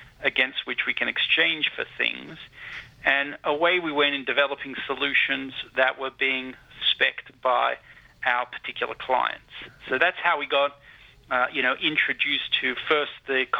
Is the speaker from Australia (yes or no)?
yes; Sydney, New South Wales, Australia; I'm actually from Bondi Beach